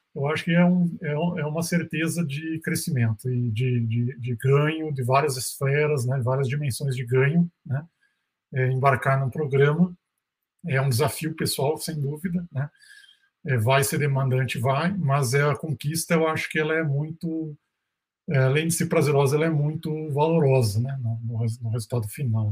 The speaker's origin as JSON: {"language": "Portuguese", "region": "Rio Grande do Sul", "country": "Brazil", "also_born_or_lived": "South Korea", "moved": "as an adult", "lives_now": "Minas Gerais, Brazil", "said": "eu sou gaúcho, né, estudei fora da, daqui de Minas"}